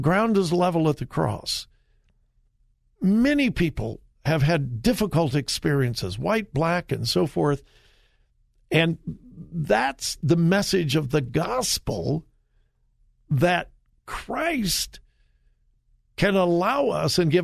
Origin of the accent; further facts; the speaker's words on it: Southern California, United States; now in Columbus, United States; I grew up in Southern California. I don't know whether you've heard of the city of Compton